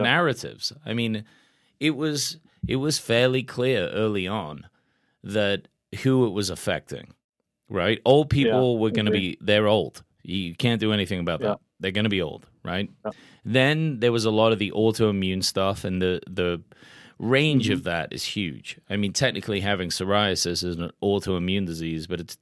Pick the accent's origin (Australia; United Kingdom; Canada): United Kingdom; England; now in United States; growing up in England, we get tons of vaccines.